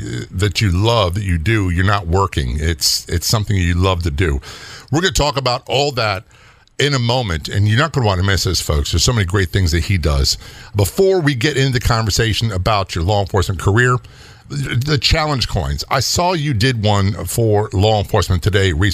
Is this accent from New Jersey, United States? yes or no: no; Florida, United States; Calling us from my home state, Florida.